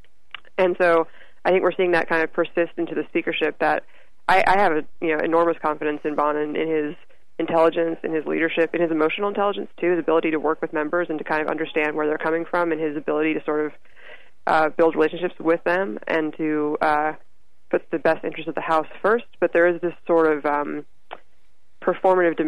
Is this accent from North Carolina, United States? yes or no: no; San Antonio, Texas, United States; I'm from San Antonio